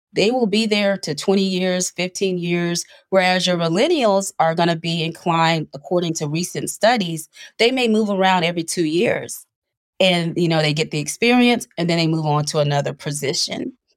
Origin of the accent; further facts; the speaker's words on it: Panama City, Florida, United States; I was raised in Panama City, Florida